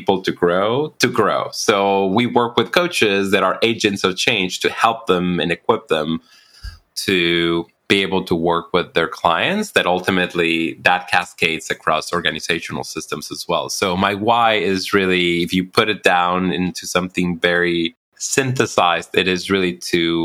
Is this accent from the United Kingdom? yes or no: no; Mexico; now in United States; I'm actually Mexican American, so I grew up in Mexico